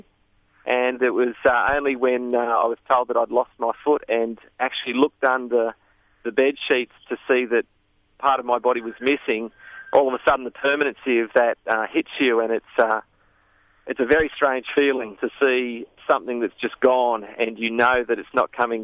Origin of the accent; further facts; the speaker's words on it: Sydney, New South Wales, Australia; now in Dalby, Australia; I had a fantastic childhood growing up in Sydney suburbs